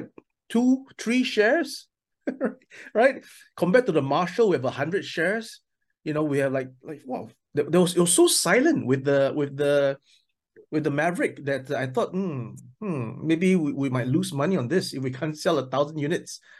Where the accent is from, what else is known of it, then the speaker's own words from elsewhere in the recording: Singapore; also born or lived in mainland China; now in China; I'm from Singapore, but I'm now based in mainland China.